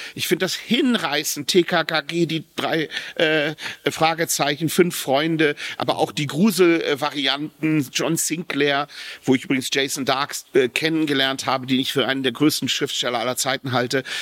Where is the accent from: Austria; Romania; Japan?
Japan; Ich bin in Japan zur Welt gekommen. Meine Mutter hat mich in Japan geboren